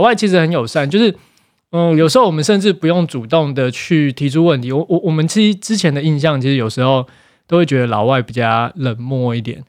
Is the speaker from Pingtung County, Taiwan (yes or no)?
no; Taipei, Taiwan; moved away as an adult; now in Hualien, Taiwan; 我是台北生台北长的花莲人